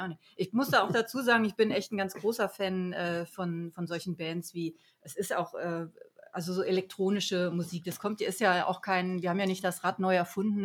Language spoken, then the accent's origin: German; Harz, Saxony-Anhalt, Germany; ich komme ja aus dem Harz